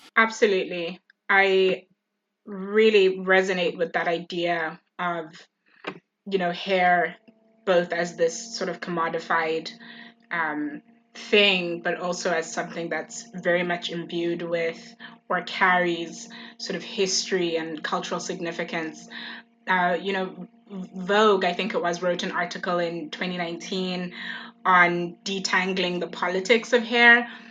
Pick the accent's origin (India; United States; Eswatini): Eswatini; now in Oxford, United Kingdom; I was born and raised in the Kingdom of Eswatini